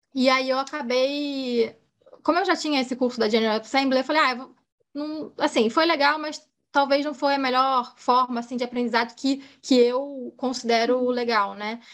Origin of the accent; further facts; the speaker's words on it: Rio de Janeiro, Brazil; Eu sou carioca, moro no Rio